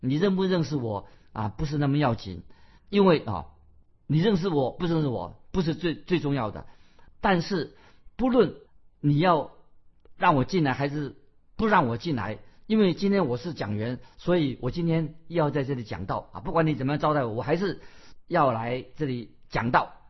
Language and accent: Chinese; China; 不要说我们中国人说就拍马屁